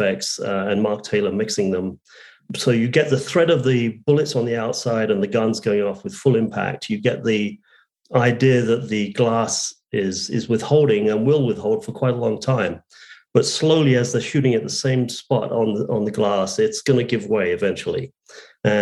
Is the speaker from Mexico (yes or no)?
no; England, United Kingdom; moved away; I was born in England